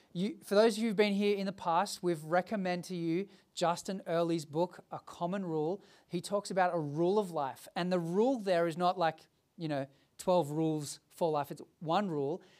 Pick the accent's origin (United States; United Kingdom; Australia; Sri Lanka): Australia; Sydney, New South Wales; Growing up as a kid, I grew up in the Hills District